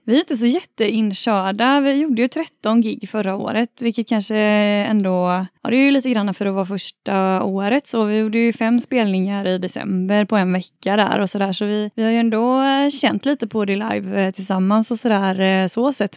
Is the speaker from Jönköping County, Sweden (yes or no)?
no; Stenungsund, Västra Götaland, Sweden; Jag är från Stenungsund